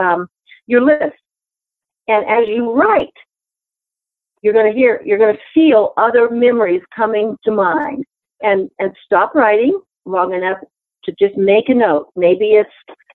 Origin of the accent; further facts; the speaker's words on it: Memphis, Tennessee, United States; I was born in Memphis, Tennessee